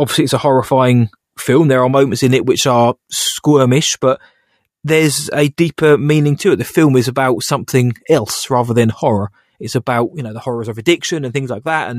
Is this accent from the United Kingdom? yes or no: yes; United Kingdom; I'm British